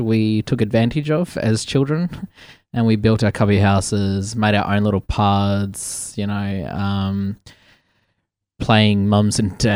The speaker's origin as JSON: {"language": "English", "town": "Port Hedland", "region": "Western Australia", "country": "Australia", "tie": "born or raised there", "also_born_or_lived": "Meekatharra", "said": "from Western Australia. I grew up mostly in Meekatharra and Port Hedland in WA"}